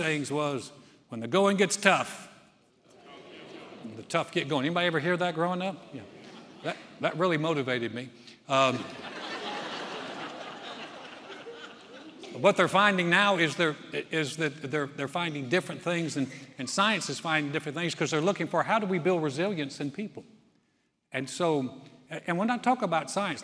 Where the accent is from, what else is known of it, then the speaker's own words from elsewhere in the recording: North Carolina, United States; I'm from North Carolina